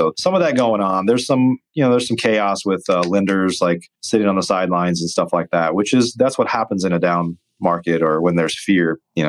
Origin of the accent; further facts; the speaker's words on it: Midwest, United States; I grew up watching This Old House, and I grew up in the Midwest.